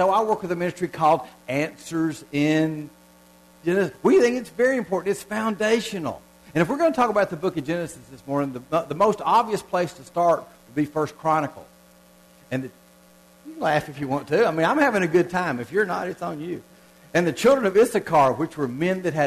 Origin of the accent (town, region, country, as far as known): Southern United States, United States; accent: southern (reckon, ain't, y'all)